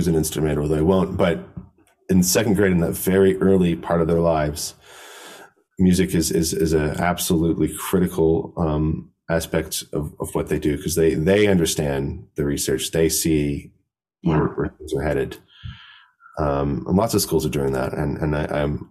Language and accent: English; United States; as an American